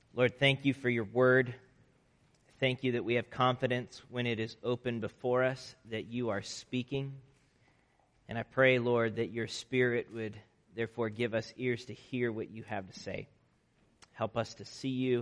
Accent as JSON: {"language": "English", "region": "Nebraska", "country": "United States", "tie": "born or raised there", "also_born_or_lived": "Chicago", "moved": "yes", "said": "growing up in Nebraska"}